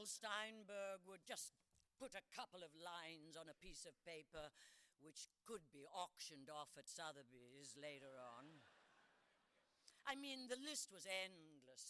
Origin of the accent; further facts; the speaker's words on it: Australia; now in United States; I'm Australian